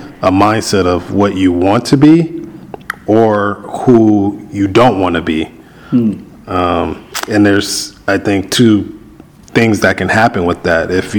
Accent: Compton, California, United States; growing up in Compton, and I know we talked about me growing up

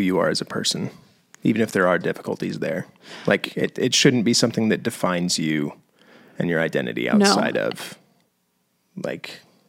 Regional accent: the South, United States; I grew up in the Bible Belt, where I was taught you'll get pregnant just by having sex.

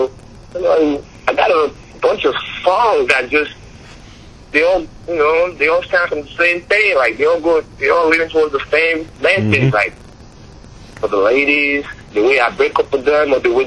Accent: Nigeria; moved away as an adult; now in United States; Growing up in Nigeria was tough

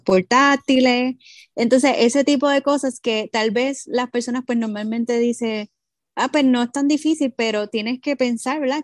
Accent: Puerto Rico; Nosotras como mujeres y como boricuas y, puertorriqueñas

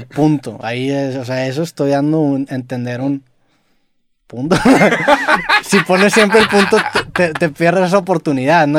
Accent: Monterrey, Nuevo León, Mexico; accent: regio; yo a lo mejor para muchas personas tengo un acento muy regio

